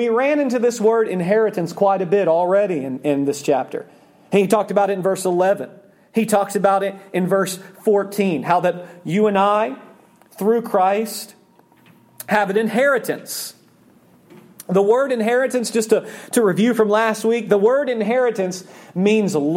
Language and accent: English; Oklahoma, United States; I grew up in Oklahoma. I grew up in a city